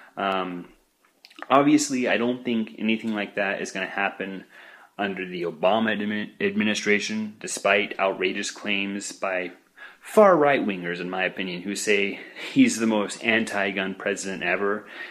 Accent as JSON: {"language": "English", "town": "Boise", "region": "Idaho", "country": "United States", "moved": "yes", "lives_now": "Tempe, United States", "said": "originally I came from Boise, Idaho."}